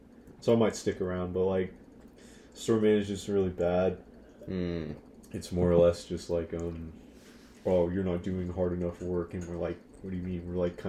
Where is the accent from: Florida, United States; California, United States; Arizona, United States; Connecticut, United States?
Arizona, United States; Mesa; I was born in Arizona. 18 years ago.